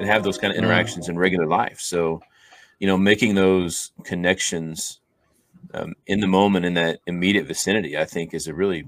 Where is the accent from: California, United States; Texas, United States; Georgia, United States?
Texas, United States; Austin; growing up in Austin, Texas, there's a lot of churches around